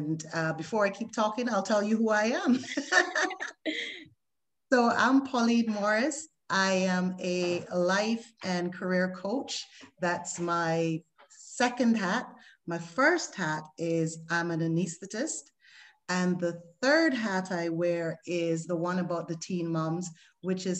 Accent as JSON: {"language": "English", "country": "Barbados", "moved": "as an adult", "said": "I moved from the West Indies, I'm from Barbados, to the Western world"}